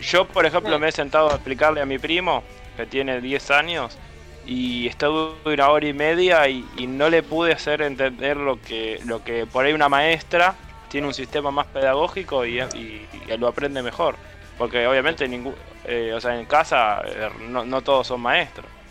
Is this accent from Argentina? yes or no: yes; Argentina; nosotros que somos argentinos